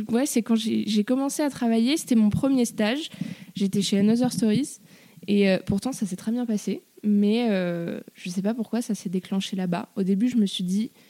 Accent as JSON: {"language": "French", "town": "Paris", "region": "Île-de-France", "country": "France", "tie": "born or raised there", "said": "je suis née à Paris, j'ai grandi à Paris."}